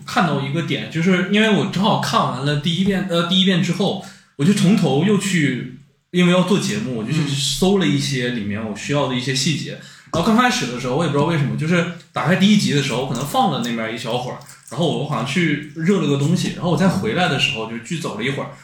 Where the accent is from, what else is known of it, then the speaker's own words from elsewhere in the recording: Dandong, Liaoning, China; 我是小的时候是在丹东长大的，然后我们那个时候就是社区有一个菜市场